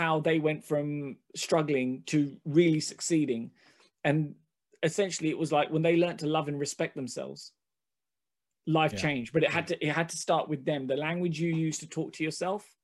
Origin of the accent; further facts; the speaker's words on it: London, United Kingdom; first language Hindi; I grew up in Hackney